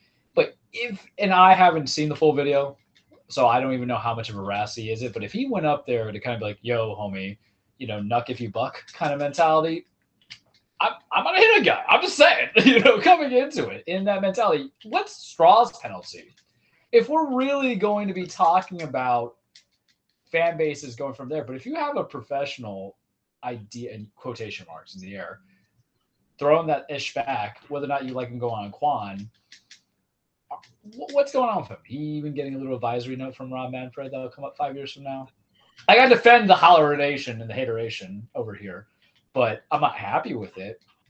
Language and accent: English; New York City, New York, United States; I'm from Queens.